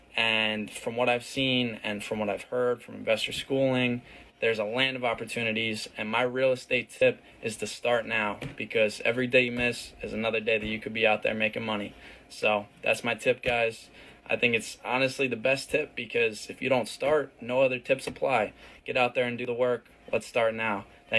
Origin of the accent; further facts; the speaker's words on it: Flemington, New Jersey, United States; I'm 19. I'm from Flemington, New Jersey